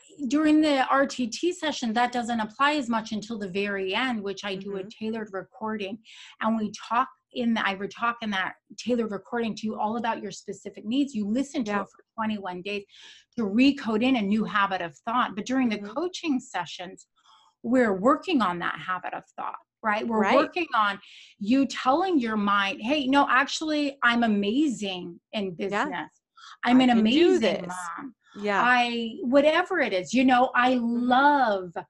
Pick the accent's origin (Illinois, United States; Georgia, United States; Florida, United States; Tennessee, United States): Florida, United States; Naples; also born or lived in Boca Raton, Florida; I'm from Naples, Florida